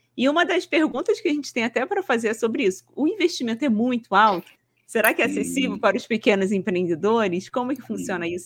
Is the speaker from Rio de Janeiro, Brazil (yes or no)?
yes; Rio de Janeiro, Brazil; now in Paraná, Brazil